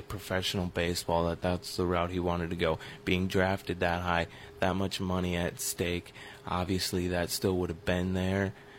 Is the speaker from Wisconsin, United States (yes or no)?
yes; River Falls, Wisconsin, United States; I grew up in River Falls, Wisconsin, and for most of my childhood, that's where the Chiefs had training camp